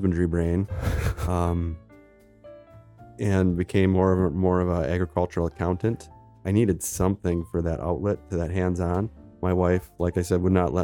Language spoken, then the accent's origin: English; Lake Mills, Wisconsin, United States; I grew up in Lake Mills, Wisconsin, which is south central Wisconsin